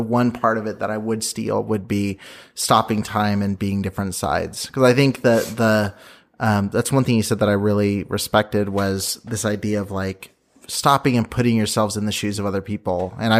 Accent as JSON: {"language": "English", "region": "Midwest", "country": "United States", "tie": "born or raised there", "said": "me growing up in a majority white community as a white guy in the Midwest."}